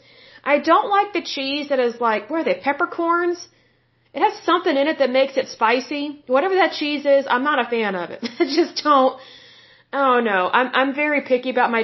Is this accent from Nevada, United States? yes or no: no; Oklahoma, United States; my home state of Oklahoma